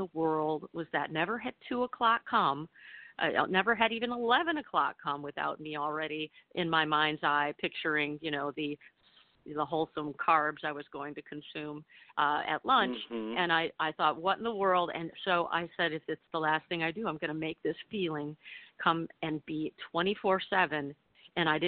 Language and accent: English; Michigan, United States; moved away; also born or lived in New York; my plastic Midwestern diet growing up in Michigan